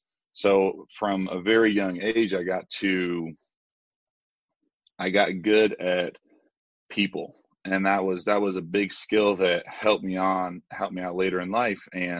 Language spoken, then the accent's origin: English; Brazil; now in United States; In Brazil, I'm, you know, technically I'm born there, but I'm American. My parents are American, but in the States, I'm the kid from Brazil.